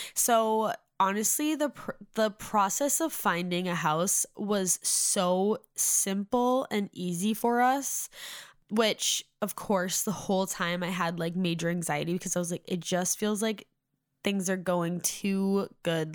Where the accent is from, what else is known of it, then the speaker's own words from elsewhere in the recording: Massachusetts, United States; moved away as an adult; now in Nashville, United States; I'm originally from Massachusetts, but for the last four years, since December twenty nineteen, we have been living in Nashville